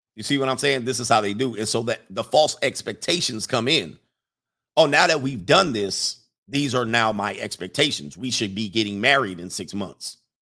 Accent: Los Angeles, California, United States; Not only am I from the West Coast, I'm from the Valley in, in California. I'm not from Compton or South Central. I'm from the San Fernando Valley. I'm a valley boy

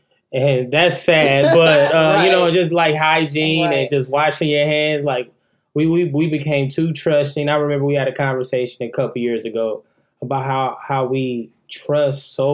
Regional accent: Milwaukee, Wisconsin, United States; now in Atlanta, United States; I'm from Milwaukee, Wisconsin

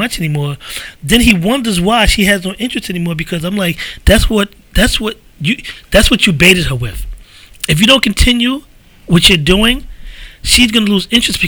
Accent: New York City, New York, United States; we grew up in the Bronx

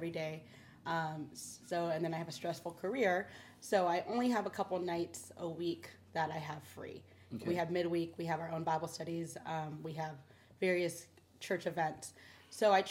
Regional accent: Bay Area, California, United States; also born or lived in Alameda; I'm born and raised in the Bay Area

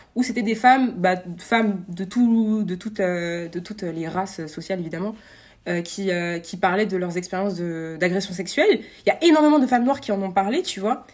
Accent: France; en tant que Français

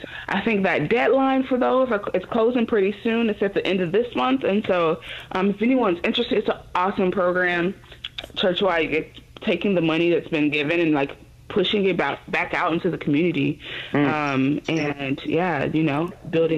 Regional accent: Chicago, Illinois, United States; I'm born and raised in Chicago, Illinois

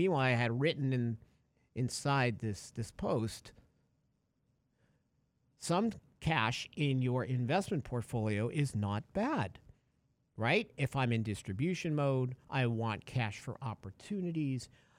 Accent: Connecticut, United States; Hi, I'm from Connecticut. Call me. I did that once.

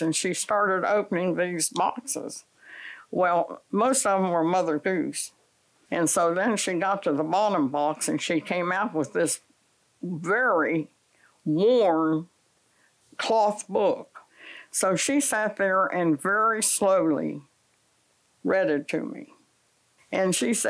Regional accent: Morgantown, West Virginia, United States; moved away; also born or lived in Chapel Hill, North Carolina; I was from Morgantown, West Virginia

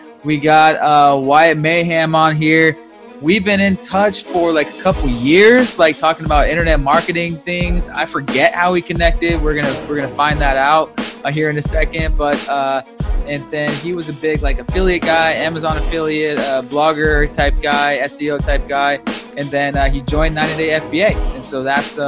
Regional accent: Seattle, Washington, United States; moved away; I'm from Seattle

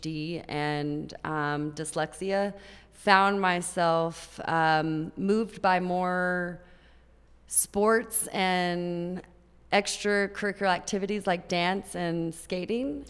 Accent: Grand Prairie, Texas, United States; also born or lived in Tampa, Florida / Oak Cliff, Dallas; So I grew up in Grand Prairie, Texas.

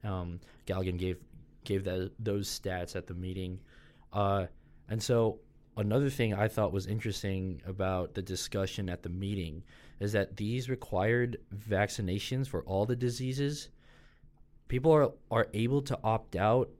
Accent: Colorado, United States; moved away as an adult; now in Louisiana, United States; I'm from Colorado, so obviously very far from here

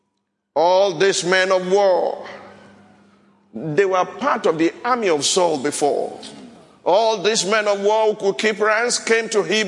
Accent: Nigeria; Shodeke, where I came from.

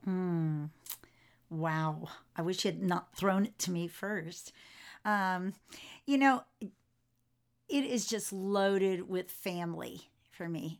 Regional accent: Florida, United States; I was raised in Florida

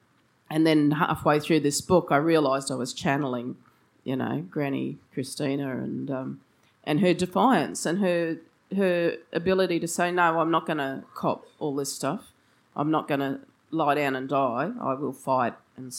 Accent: Brisbane, Queensland, Australia; So I grew up in Brisbane. My family's been in Queensland for three generations now.

